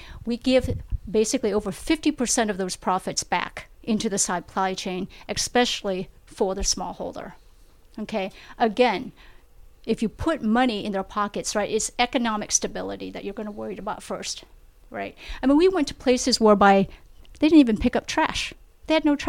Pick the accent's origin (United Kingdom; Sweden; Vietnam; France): Vietnam; moved away; I was born in Vietnam.